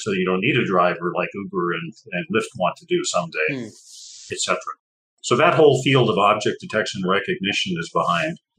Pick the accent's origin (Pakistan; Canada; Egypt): Canada; moved away; also born or lived in Texas; I grew up in Canada